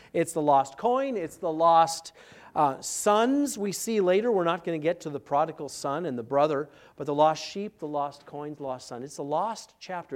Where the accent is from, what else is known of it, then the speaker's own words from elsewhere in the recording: Minneapolis, Minnesota, United States; moved away; I'm from Minneapolis